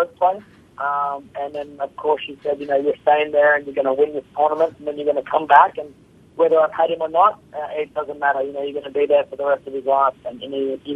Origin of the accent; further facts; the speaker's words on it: Australia; I'm from Australia